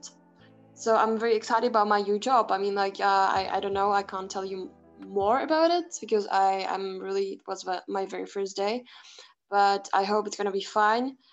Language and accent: English; Prague, Czechia; I come from Prague, from the Czech Republic.